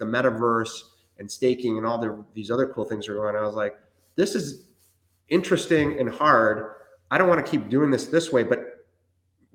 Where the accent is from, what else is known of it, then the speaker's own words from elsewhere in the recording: Canada; English is a second language; also born or lived in Chile; I was born in Chile, South America, and my family immigrated to Canada when I was 7